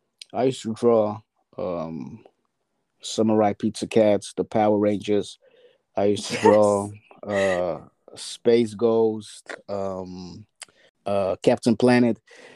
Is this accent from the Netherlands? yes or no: yes; Amsterdam, North Holland, Netherlands; also born or lived in Ghana; When I came from Ghana and lived in Amsterdam, Southeast, as a child